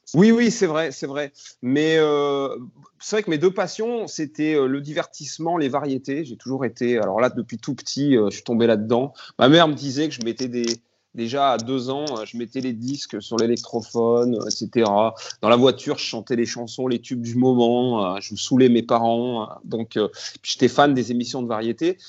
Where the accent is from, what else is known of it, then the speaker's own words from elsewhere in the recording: Grenoble, Auvergne-Rhône-Alpes, France; quand on est grenoblois